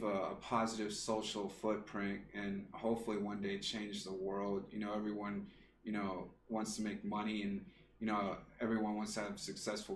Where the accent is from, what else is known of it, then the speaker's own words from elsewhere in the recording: the South, United States; moved away; we're from the South